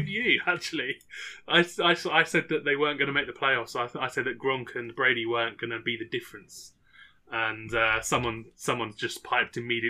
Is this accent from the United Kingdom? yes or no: yes; England, United Kingdom